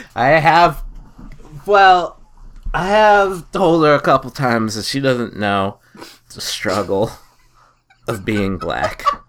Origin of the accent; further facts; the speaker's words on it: New Hampshire, United States; we're from New Hampshire